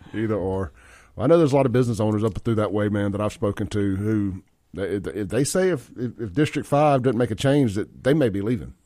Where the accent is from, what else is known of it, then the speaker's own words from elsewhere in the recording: Jackson, Mississippi, United States; I grew up out in South Jackson, Byram, that area